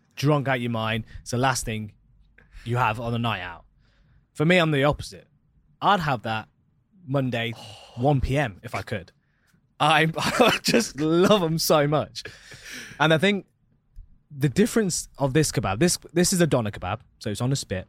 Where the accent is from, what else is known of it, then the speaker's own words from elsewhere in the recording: Leicester, East Midlands, United Kingdom; now in Dubai, United Arab Emirates; I'm from Leicester in England, right in the middle of England